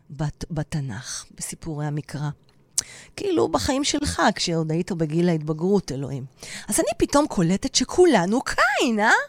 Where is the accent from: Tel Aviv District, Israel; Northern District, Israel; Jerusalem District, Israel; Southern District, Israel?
Tel Aviv District, Israel; Tel Aviv; אני גם אהיה כמו הנחמנית, כי אני דוסית בנשמה שלי. אבל אני הכי תל אביבית וחילונית.